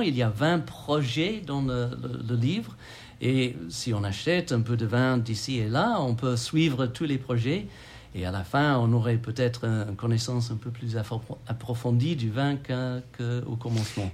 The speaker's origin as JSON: {"language": "French", "region": "England", "country": "United Kingdom", "also_born_or_lived": "Australia / Occitanie, France", "second_language": "French", "moved": "as an adult", "lives_now": "France", "said": "je suis anglais d'origine"}